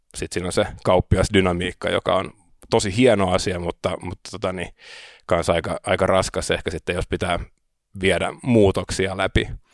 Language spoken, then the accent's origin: Finnish; Helsinki, Uusimaa, Finland; also born or lived in Riga, Latvia / Sweden; Mä oon Helsingistä kotoisin, opiskelin täällä, kävin ruotsinkielisen koulun